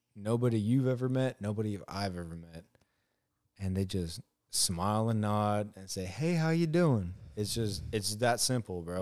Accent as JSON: {"language": "English", "town": "Oceanside", "region": "California", "country": "United States", "tie": "born or raised there", "also_born_or_lived": "Alaska / Missouri", "moved": "as an adult", "lives_now": "Georgia, United States", "said": "I grew up right around Oceanside, Carlsbad, you know, La Jolla"}